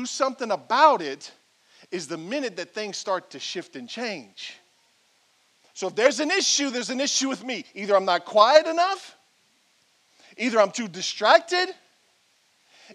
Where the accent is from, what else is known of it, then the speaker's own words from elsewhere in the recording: Franklin, Louisiana, United States; I'm a man from Franklin, Louisiana, born and raised.